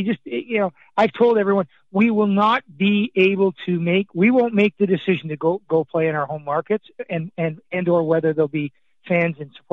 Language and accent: English; Scotland, United Kingdom; now in Canada; I was born in Scotland. I've been in Canada for 55 years now